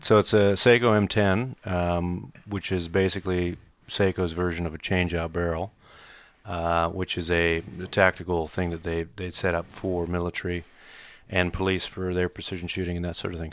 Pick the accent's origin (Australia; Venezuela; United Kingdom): Australia; accent: American; also born or lived in United States; I've been here thirty years, so I've grown up as an Australian, um, moved out here when I was eight years old